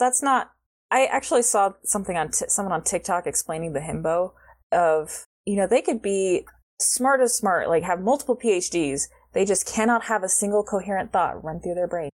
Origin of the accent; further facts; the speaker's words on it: United States; I'm American